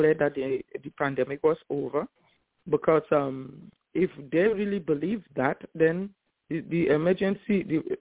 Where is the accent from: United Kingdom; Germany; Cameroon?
Cameroon; moved away; also born or lived in Nigeria; And I grew up in Africa and West Africa. I went to medical school in Nigeria. I'm from Cameroon originally.